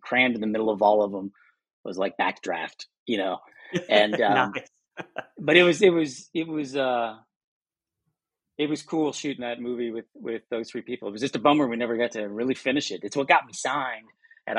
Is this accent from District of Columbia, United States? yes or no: no; Lexington, Kentucky, United States; moved away as an adult; I grew up in Lexington, Kentucky